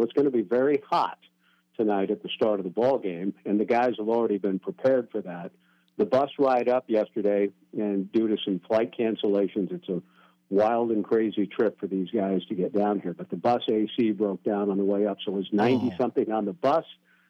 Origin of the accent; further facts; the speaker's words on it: California, United States; The only thing I really missed about growing up in Southern California were the trips to the beaches we made as a family.